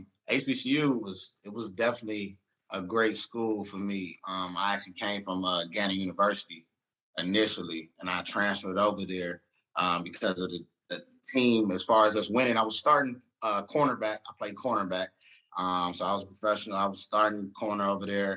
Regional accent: Cleveland, Ohio, United States; moved away as an adult; now in Miami, United States; I'm from Cleveland, Ohio.

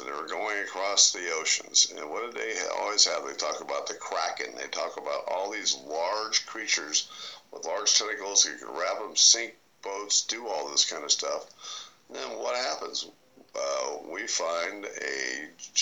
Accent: West Virginia, United States; I was born in West Virginia

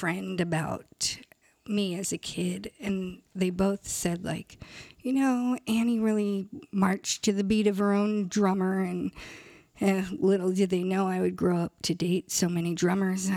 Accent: San Clemente, California, United States; also born or lived in Irvine / Studio City / Koreatown; I actually grew up at all between San Clemente and Irvine, but mostly in San Clemente

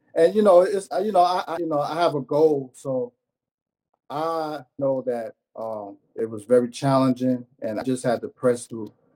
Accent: New York City, New York, United States; originally from Brooklyn, New York

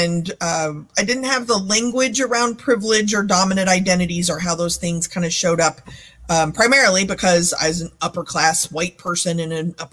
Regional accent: Texas, United States; I grew up in Texas with a very funny family

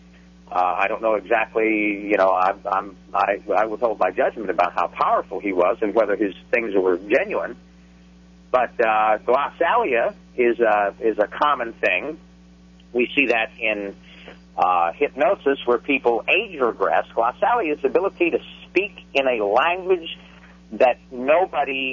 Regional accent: Fort Worth, Texas, United States; I was born and raised in Fort Worth, Texas

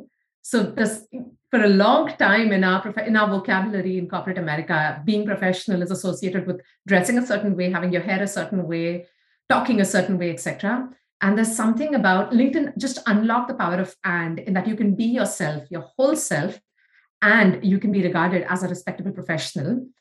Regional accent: India; moved away; even though we grew up in India. That our life as Indian girls were very different

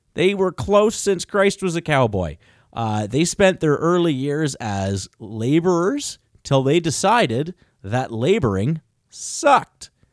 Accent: Canada; as a Canadian

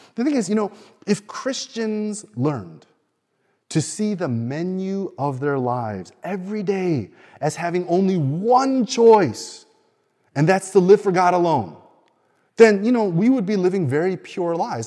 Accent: Chicago, Illinois, United States; now in Sydney, Australia; I grew up in Chicago

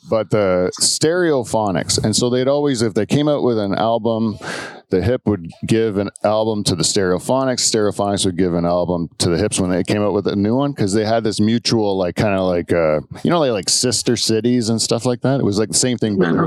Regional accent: Canada; We're from Canada

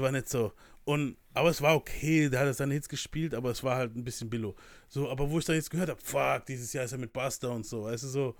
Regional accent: Germany; Ich bin aus der Nähe von Mannheim

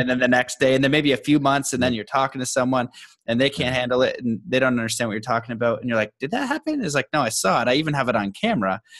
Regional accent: Canada; being Canadian

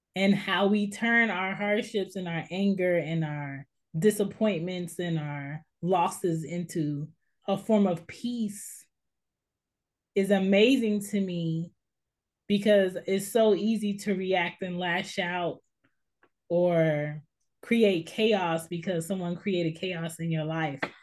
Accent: United States; we are American Black people

